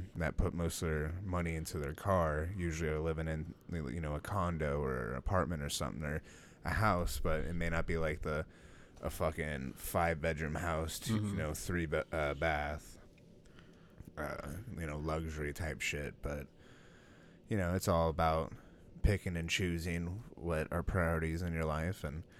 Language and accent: English; United States; we're American.